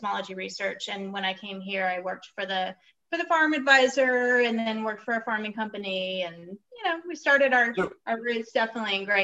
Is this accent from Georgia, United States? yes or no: no; San Diego, California, United States; California. Yeah, I grew up in, and we're both uh, Navy. We had both military families. Um, oh, okay. I grew up mostly down in San Diego